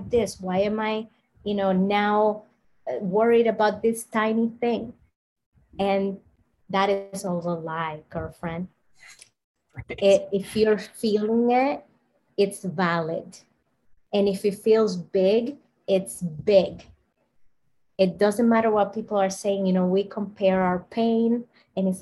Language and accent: English; Dominican Republic; I'm from the Dominican Republic